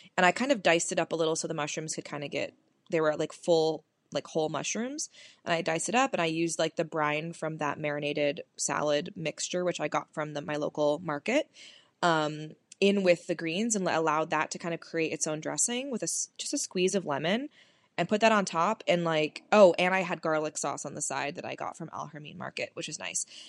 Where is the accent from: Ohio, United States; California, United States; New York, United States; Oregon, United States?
California, United States; moved away as an adult; now in Detroit area, United States; I'm from California